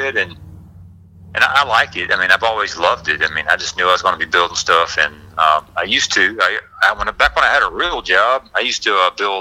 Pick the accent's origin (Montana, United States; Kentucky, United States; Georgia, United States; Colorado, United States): Georgia, United States; Forest Park; also born or lived in East Cobb, Georgia; I'm from the Forest Park, Clayton County